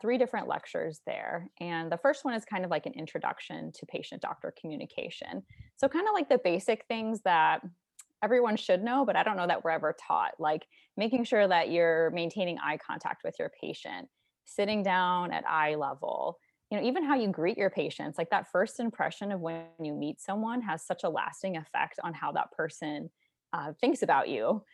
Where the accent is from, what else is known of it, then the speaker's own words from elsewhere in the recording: St. Louis, Missouri, United States; I'm from Saint Louis, Missouri